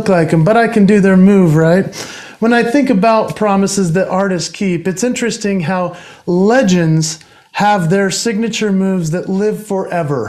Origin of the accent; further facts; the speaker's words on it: Utah, United States; my home state of Utah in the United States